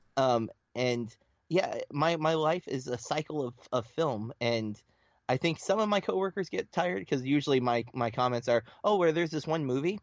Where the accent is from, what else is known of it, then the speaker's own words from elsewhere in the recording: Lake Wales, Florida, United States; I am from Florida, um, central Florida, like right between Tampa and Orlando, um, a small little town called Lake Wales